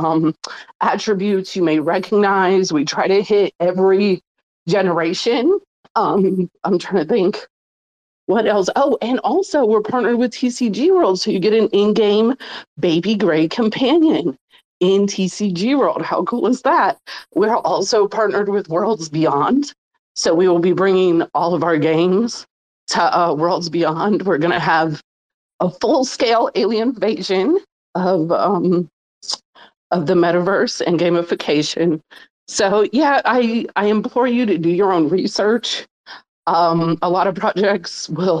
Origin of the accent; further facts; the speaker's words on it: Mississippi, United States; also born or lived in New Orleans; I grew up in poverty in Mississippi